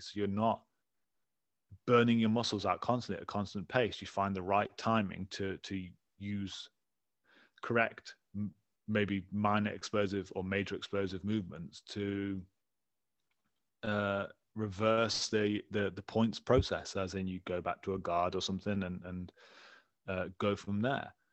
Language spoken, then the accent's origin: English; England, United Kingdom; I'm from England